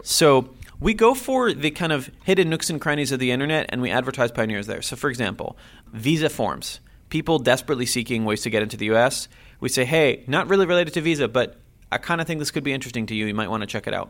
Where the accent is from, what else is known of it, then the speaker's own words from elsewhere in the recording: Jerusalem, Jerusalem District, Israel; moved away as an adult; now in Silicon Valley, United States; I was born and raised in Jerusalem, Israel